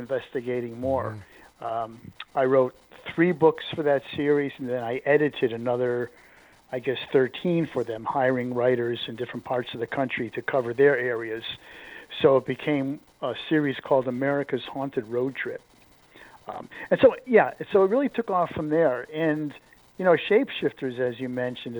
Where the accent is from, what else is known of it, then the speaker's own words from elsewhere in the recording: New England, United States; I grew up in New England